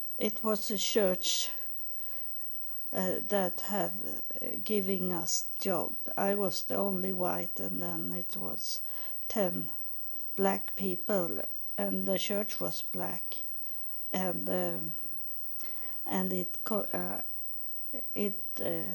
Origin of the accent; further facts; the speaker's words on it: Sweden; moved away; I'm from Sweden